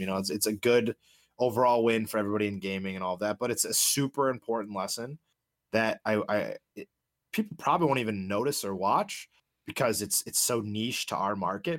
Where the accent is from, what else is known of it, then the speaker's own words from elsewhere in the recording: Chicago, Illinois, United States; Born and raised in Chicago, grew up on Blackhawks hockey